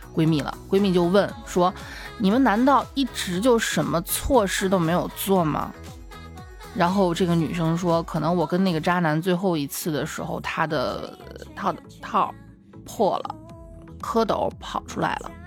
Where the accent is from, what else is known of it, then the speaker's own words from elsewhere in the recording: Xi'an, Shaanxi, China; 我们西安这边冬天还是挺冷的